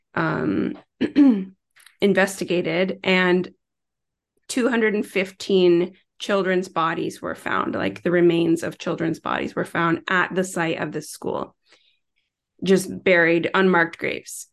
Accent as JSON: {"language": "English", "area": "Tyendinaga Mohawk Territory", "region": "Ontario", "country": "Canada", "tie": "born or raised there", "moved": "yes", "lives_now": "Toronto, Canada", "said": "born and raised in Tayindanega, Mohawk Territory, which is the First Nations Reserve in Southern Ontario"}